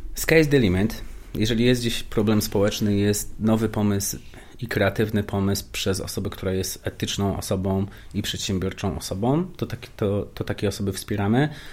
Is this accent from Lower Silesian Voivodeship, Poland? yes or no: yes; Wrocław, Lower Silesian Voivodeship, Poland; Ja i się urodziłem i wychowałem na blokowisku, wrocławskim